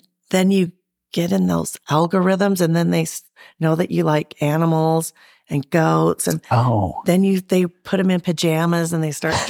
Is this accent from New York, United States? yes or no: no; Sandy, Utah, United States; also born or lived in San Diego, California / Sugar House, Utah; I grew up in kind of Sandy area. I went to Brighton High School.